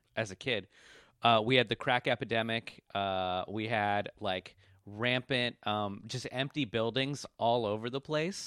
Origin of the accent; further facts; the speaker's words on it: Washington, District of Columbia, United States; now in Brooklyn, United States; I grew up in Washington, D C. That's where I was raised